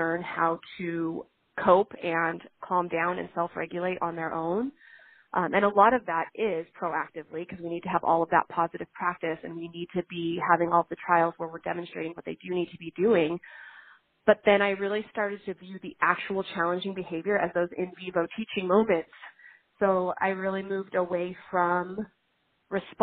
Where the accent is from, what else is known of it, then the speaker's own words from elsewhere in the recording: California, United States; I am from California